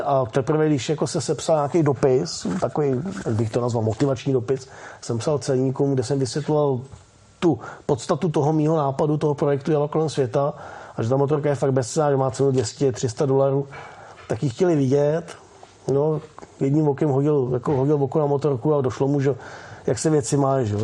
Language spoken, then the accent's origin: Czech; Czechia; also born or lived in Osek; jako Češi nebo Čechoslováci